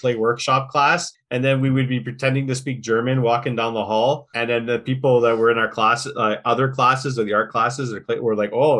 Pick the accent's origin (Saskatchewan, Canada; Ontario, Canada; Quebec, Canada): Quebec, Canada; first language English; I'm an Anglophone